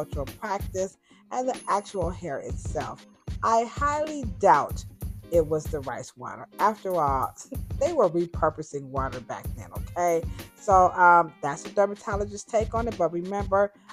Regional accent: Cleveland, Ohio, United States; Cleveland, my hometown

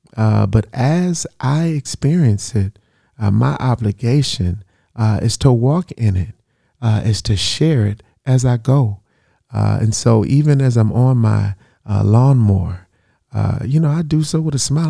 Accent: United States; I'm black American

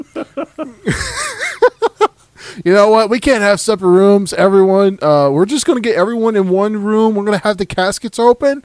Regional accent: the South, United States; I'm from the South. I don't I don't pronounce things correctly.

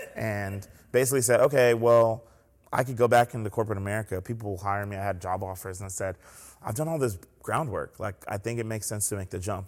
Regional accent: Columbia, South Carolina, United States; also born or lived in New York City / Clemson, South Carolina; now in Greenville, United States; I was born in New York City. They moved to South Carolina and raised us in Columbia

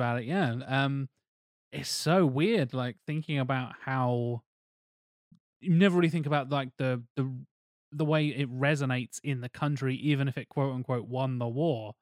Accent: United Kingdom; us being the British

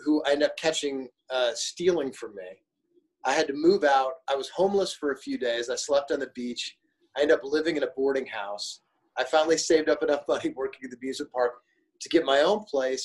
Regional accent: Springfield, Illinois, United States; moved away; also born or lived in Flint, Michigan / Chicago; I grew up in Springfield, Illinois

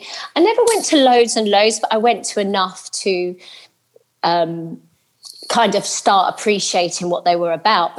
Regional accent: London, United Kingdom; I grew up in Lewisham with my, just my mum

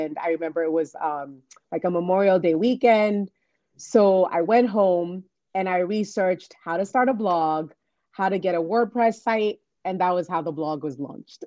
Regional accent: Nigeria; moved away as an adult; also born or lived in New York, United States; now in DC, Maryland, Virginia area, United States; I'm originally from Nigeria

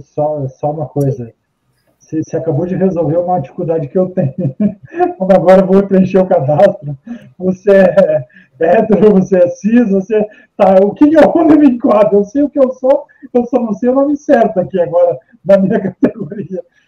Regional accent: Curitiba, Paraná, Brazil; apesar do meu pai ser daqui, eu nasci, eu nasci em Curitiba

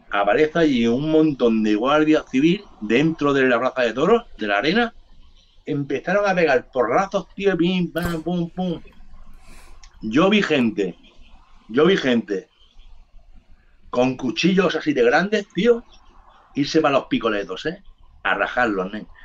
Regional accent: Jerez de la Frontera, Andalusia, Spain; born there; porque yo soy, yo soy nacido en Jerez de las Frontera, entonces son mis colegas también, ¿sabes?

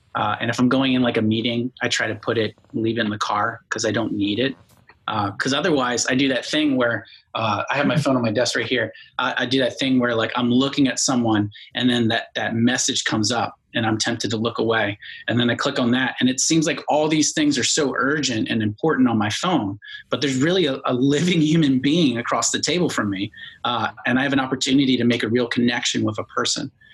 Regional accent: Bowie, Maryland, United States; moved away as an adult; now in Florida, United States; I grew up in Maryland, like you said, in, in a place called Bowie

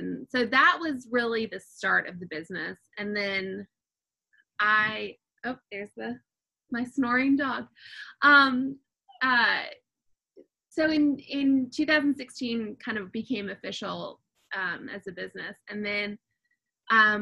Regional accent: United States; I grew up right outside of Washington, D.C.

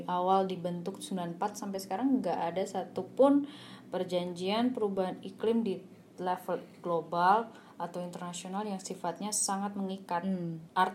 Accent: Surabaya, East Java, Indonesia; karena saya sendiri asli arek Surabaya

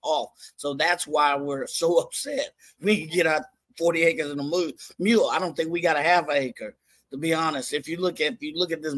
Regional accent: San Antonio, Texas, United States; from my hometown, San Antonio

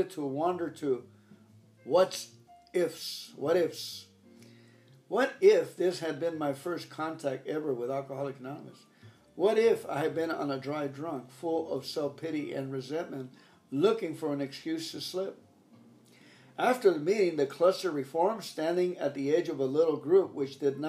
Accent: Los Angeles, California, United States; I'm from the Los Angeles Dodger area

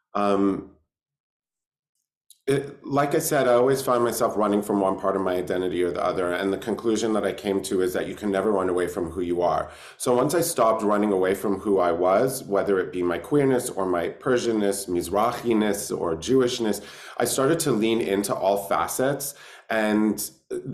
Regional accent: London, United Kingdom; now in Los Angeles, United States; I was born in London, England in 1999.

